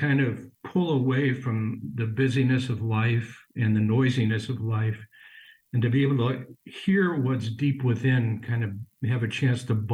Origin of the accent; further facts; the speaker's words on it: Chicago, Illinois, United States; I'm a Chicagoan, was ordained for the Archdiocese